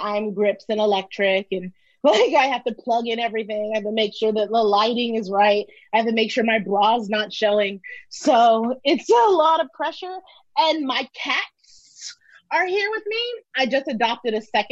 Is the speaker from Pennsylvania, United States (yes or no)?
no; New York City, New York, United States; I was a little black round girl from Brooklyn.